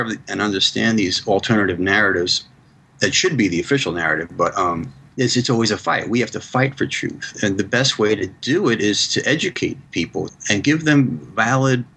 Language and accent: English; United States; I'm U.S. centric just because I'm American